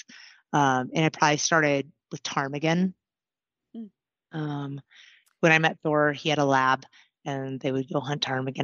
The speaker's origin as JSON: {"language": "English", "town": "Anchorage", "region": "Alaska", "country": "United States", "tie": "born or raised there", "moved": "as an adult", "lives_now": "Southern Colorado, United States", "said": "I was born and raised in Anchorage"}